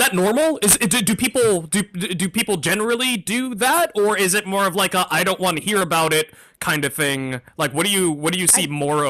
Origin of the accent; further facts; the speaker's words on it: the South, United States; I'm glad we can bond over our southern upbringing.